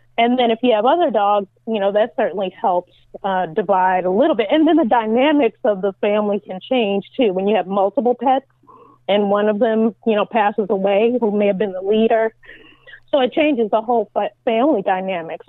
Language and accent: English; California, United States; moved away as an adult; also born or lived in New York; now in Virginia, United States; I was born in New York, and I lived there until I was nine years old, and then I moved to California, of course, to do the show and I lived out there, gosh, my entire life.